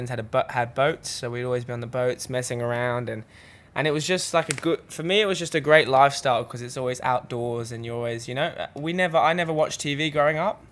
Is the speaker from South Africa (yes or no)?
no; Sydney, New South Wales, Australia; also born or lived in London, England; grew up in Sydney my whole life